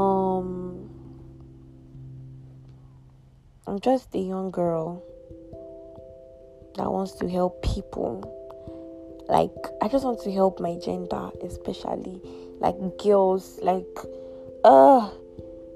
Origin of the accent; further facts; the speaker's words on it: Kalabari, Rivers State, Nigeria; I am from Calabari, proudly Rivers.